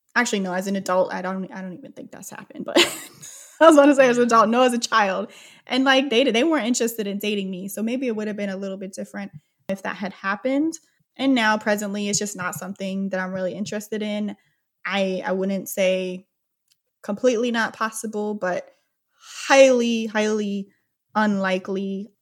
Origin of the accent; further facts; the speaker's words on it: Oklahoma, United States; moved away; I was born in Oklahoma. It's a very overtly racist town